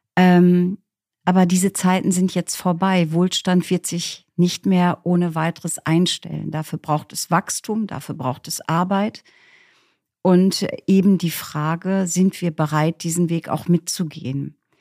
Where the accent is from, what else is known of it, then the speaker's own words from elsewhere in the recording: East Frisia, Lower Saxony, Germany; Ich bin aufgewachsen in Ostfriesland